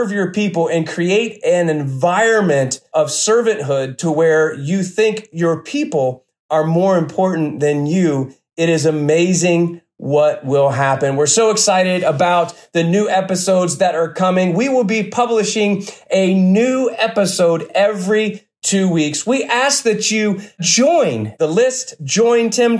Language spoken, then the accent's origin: English; Cincinnati, Ohio, United States; I'm from the Cincinnati area